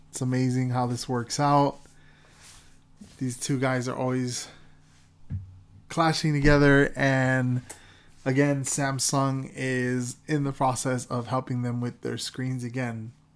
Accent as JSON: {"language": "English", "region": "Florida", "country": "United States", "tie": "born or raised there", "said": "my home state of Florida"}